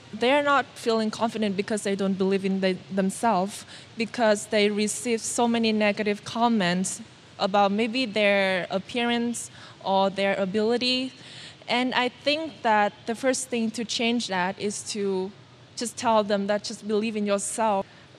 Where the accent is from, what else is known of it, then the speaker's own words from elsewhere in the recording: Vietnam; English is a second language; to reach out further to the underprivileged, not only in my hometown, but many, many other provinces in not only Vietnam, but also in the world.